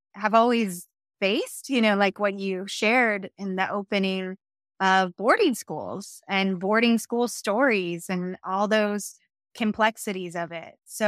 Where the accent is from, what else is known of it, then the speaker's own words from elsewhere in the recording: Tuba City, Arizona, United States; also born or lived in Washington, D.C.; And I was born in Tonines Dizé, which means Tuba City, in Navajo Nation. My father worked for Indian Health Service. So I grew up between the Navajo Nation and the Washington, D.C. area.